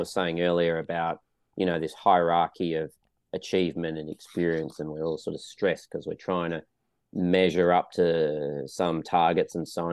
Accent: Western Australia, Australia; now in Melbourne, Australia; I'm originally from Western Australia

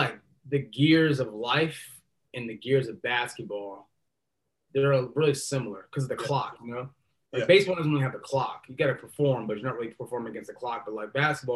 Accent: Los Angeles, California, United States; Born and raised in Los Angeles, my entire family Lakers fan

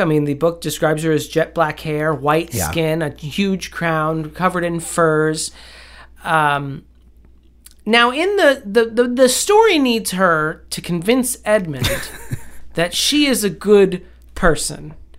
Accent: Scotland, United Kingdom; Yeah, but I'm Scottish, so it gets a lot of stuff.

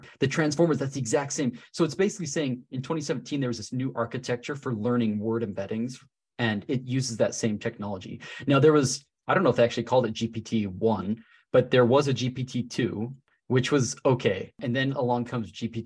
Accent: Salt Lake City, Utah, United States; I'm from Salt Lake City, Utah. So I'm actually teaching in my hometown

